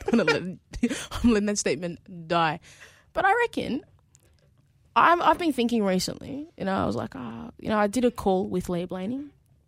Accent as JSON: {"language": "English", "country": "Ghana", "said": "I'm from Ghana"}